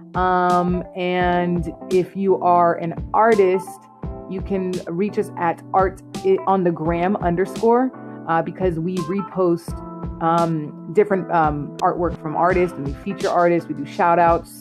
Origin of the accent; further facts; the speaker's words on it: Clarksville, Tennessee, United States; moved away as an adult; also born or lived in Allentown, Pennsylvania; I'm originally from Clarksville, Tennessee